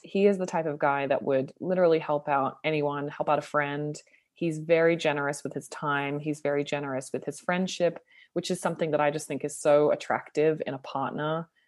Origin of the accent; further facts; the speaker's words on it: Sydney, New South Wales, Australia; also born or lived in Toronto, Canada; now in Los Angeles, United States; I'm from Sydney